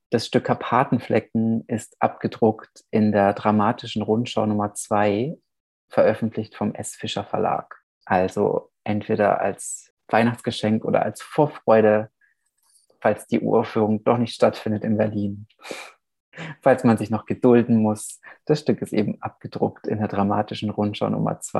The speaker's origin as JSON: {"language": "German", "town": "Vișeu de Sus", "region": "Maramureș County", "country": "Romania", "tie": "born there", "said": "saß dann in, meinem, in meiner Geburtsstadt Oberwischau, Vischau de Sus, Felsche Vischau. Das ist in der Maramures im Norden Rumäniens."}